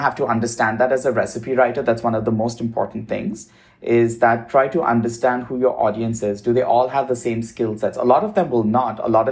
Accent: Mumbai, Maharashtra, India; moved away as an adult; also born or lived in Midwest, United States / East Coast, United States / South, United States; now in Los Angeles, United States; I grew up in India

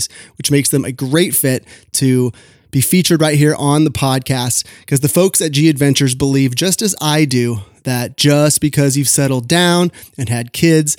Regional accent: California, United States; I'm from California

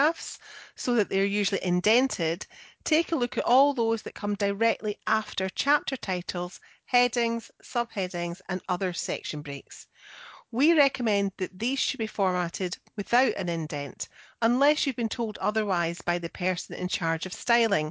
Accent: Scotland, United Kingdom; I'm the Scottish one

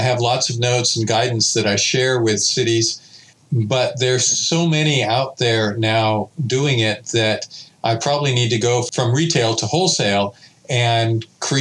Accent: Pasadena, California, United States; I was born in Pasadena

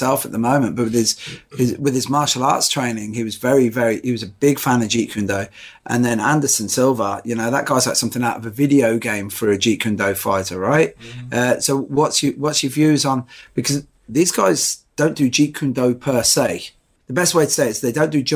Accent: Ireland; now in United Kingdom; I'm Irish and Catholic

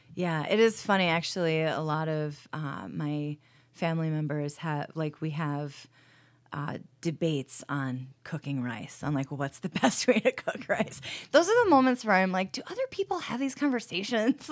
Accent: New Paltz, New York, United States; now in Rochester, United States; I grew up in New Paltz, New York

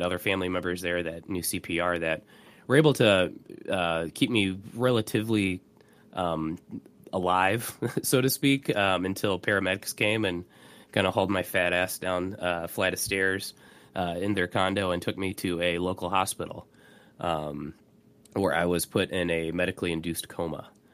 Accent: Indianapolis, Indiana, United States; my hometown, Indianapolis

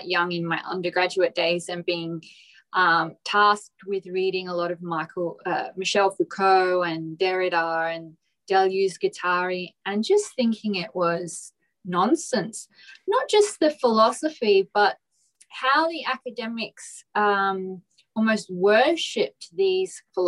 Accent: Port Adelaide, South Australia, Australia; I come from Port Adelaide in South Australia, which is of quite working class and quite blue collar

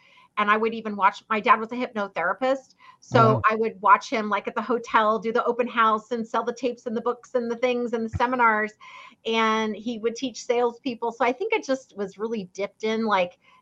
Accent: Fairbanks, Alaska, United States; now in Orange County, California, United States; I grew up in Fairbanks, Alaska, a little far away from here, Orange County, California

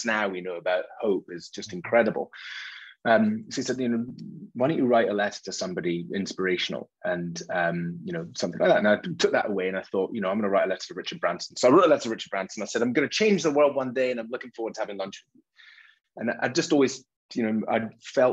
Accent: Isle of Mull, west coast of Scotland, United Kingdom; I grew up on the Isle of Mull, west coast of Scotland, tiny place.

